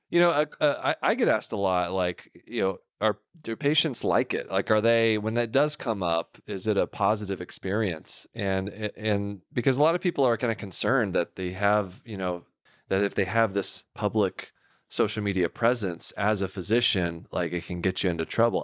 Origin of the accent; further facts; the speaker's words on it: Houston, Texas, United States; accent: southern drawl; moved away; I grew up in the Houston area.